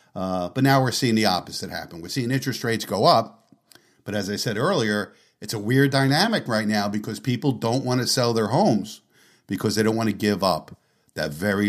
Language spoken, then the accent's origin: English; Canada; I'm from Canada, but I assume the interest rate terms in the U.S. are the same.